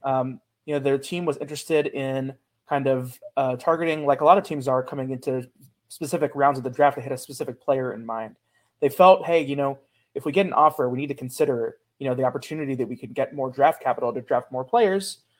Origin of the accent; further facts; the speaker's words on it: Cincinnati, Ohio, United States; also born or lived in Pittsburgh; I grew up in Cincinnati as a kind of a erstwhile Bengals fan